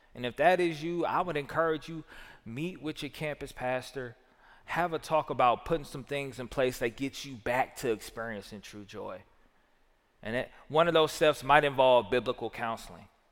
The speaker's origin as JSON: {"language": "English", "region": "the South", "country": "United States", "said": "I'm a Southerner"}